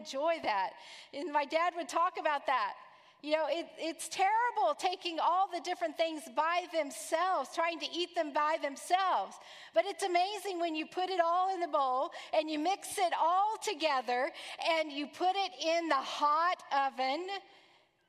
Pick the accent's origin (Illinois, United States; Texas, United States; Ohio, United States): Texas, United States; now in Orlando, United States; I'm from Texas